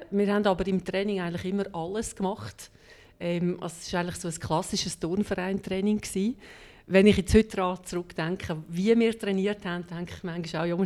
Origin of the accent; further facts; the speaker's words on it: Hemmiken, Lucerne, Switzerland; Ganz ursprünglich äh, bin ich aber in Hemmiken im Luzerner Seetal